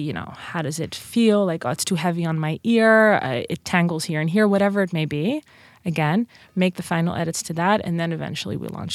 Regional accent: Netherlands; accent: Dutch; English is a second language; moved away as an adult; also born or lived in Princeton; now in United States; I'm from Holland

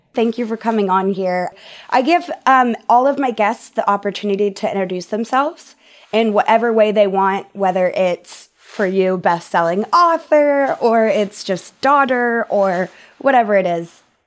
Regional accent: Texas, United States; I grew up in Texas

